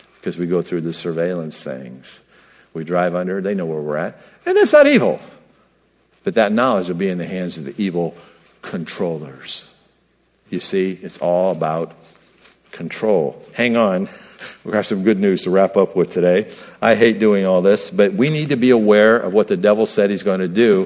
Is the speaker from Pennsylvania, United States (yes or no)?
no; New York, United States; I'm from New York, and that's commonly used in New York